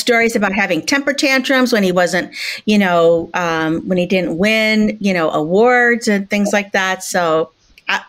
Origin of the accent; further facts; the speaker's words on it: Chicago, Illinois, United States; I grew up in Chicago